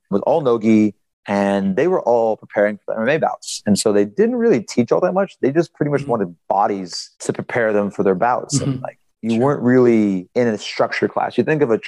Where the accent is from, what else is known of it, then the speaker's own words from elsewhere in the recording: South Florida, United States; also born or lived in Gainesville, Florida; I was born and raised in South Florida.